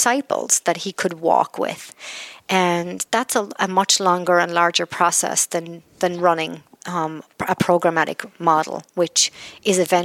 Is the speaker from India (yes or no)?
no; Ireland; I'm Irish and we tell stories a lot